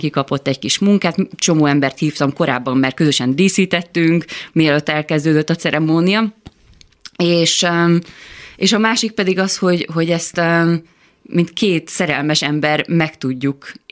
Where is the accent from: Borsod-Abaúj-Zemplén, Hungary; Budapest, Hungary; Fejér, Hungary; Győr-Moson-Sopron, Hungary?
Győr-Moson-Sopron, Hungary; Győr; moved away as an adult; Én 19 um, voltam, amikor elköltöztem Győrből, először Veszprémbe mentem, ami szerintem egy nagyon jó dobbantó volt nekem.